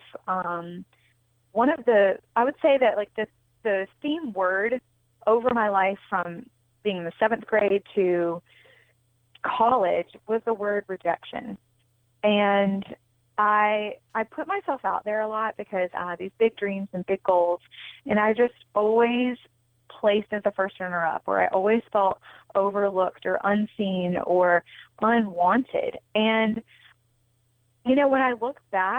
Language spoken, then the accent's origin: English; North Carolina, United States; moved away as an adult; also born or lived in New York City / Los Angeles; I'm originally from North Carolina